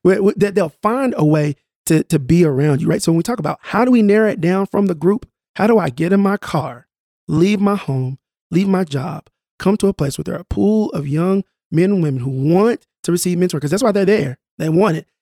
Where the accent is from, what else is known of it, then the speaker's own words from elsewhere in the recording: Tulsa, Oklahoma, United States; I grew up in North Tulsa